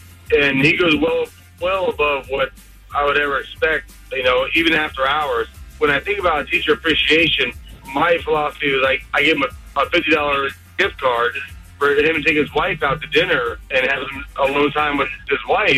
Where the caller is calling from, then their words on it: Mount Dora, Florida, United States; I'm calling from Mount Dora.